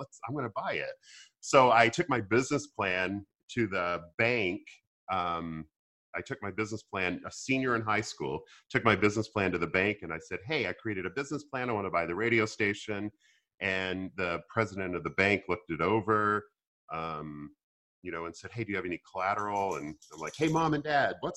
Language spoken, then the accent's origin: English; Arkansas, United States; I grew up in Arkansas